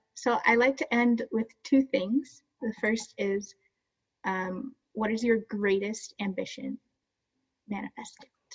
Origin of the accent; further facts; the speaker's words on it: Jamaica; we're Jamaican